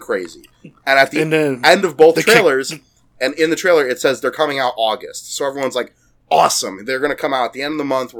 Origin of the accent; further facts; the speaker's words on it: United States; We're American